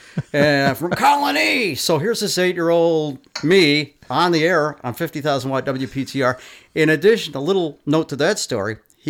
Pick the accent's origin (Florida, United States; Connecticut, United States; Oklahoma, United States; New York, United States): New York, United States; Capital Region; growing up in the Capital Region, like around, I don't know, 1963, 64